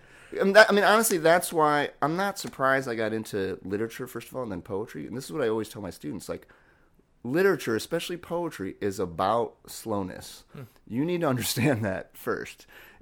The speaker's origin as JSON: {"language": "English", "region": "New York", "country": "United States", "said": "And that was just like magical to me because I was like from New York, so I rooted for the Mets."}